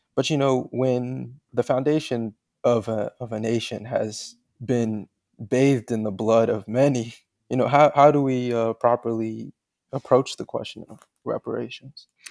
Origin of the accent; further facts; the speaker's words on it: Charlotte, North Carolina, United States; I grew up in Charlotte, North Carolina